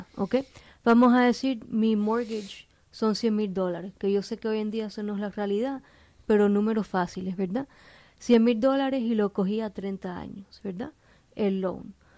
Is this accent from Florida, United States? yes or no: yes; Miami, Florida, United States; soy de aquí, de, Miami, localmente, nací aquí